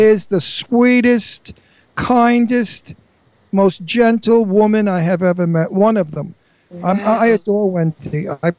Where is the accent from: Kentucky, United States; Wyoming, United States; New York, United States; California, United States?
New York, United States; New York City; also born or lived in Long Island; I was born and bred in Brooklyn, and I lived on Long Island.